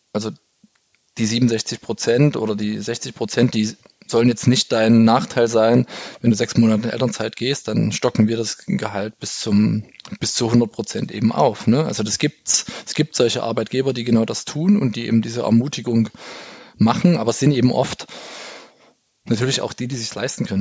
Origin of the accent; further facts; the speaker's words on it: East Germany, Germany; ich bin ja im Osten aufgewachsen